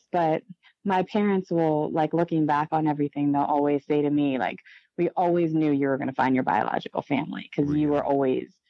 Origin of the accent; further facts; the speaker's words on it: Chile; I was always telling everybody, like, I'm from Chile. And I thought that was a, a pretty cool thing.